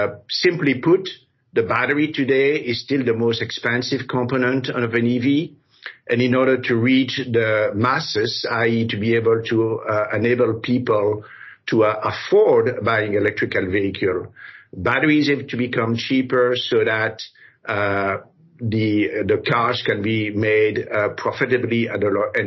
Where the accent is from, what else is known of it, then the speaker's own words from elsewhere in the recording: Brussels, Belgium; moved away as an adult; also born or lived in Paris, France / Africa; now in United States; Well, I was born in Africa, then grew up in Paris and Brussels. I was Belgian. I'm still Belgian, but I became American later on.